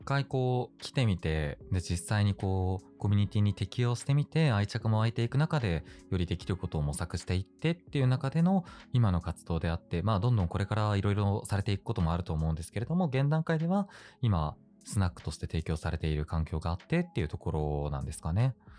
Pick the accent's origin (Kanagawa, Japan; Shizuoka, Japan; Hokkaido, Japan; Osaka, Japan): Hokkaido, Japan; moved away; 出身北海道